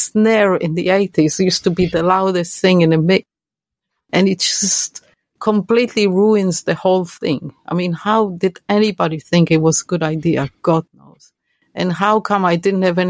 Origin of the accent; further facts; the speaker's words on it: Israel; English is a second language; moved away; when I go there, of course I speak Hebrew